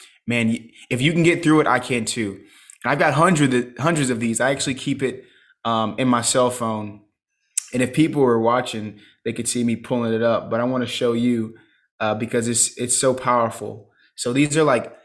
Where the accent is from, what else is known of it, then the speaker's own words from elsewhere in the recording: Charleston, South Carolina, United States; I'm from Charleston, South Carolina. I live there currently.